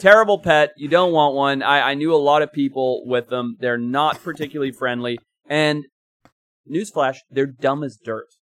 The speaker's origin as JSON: {"language": "English", "country": "Zimbabwe", "tie": "born or raised there", "moved": "yes", "said": "growing up in Zimbabwe"}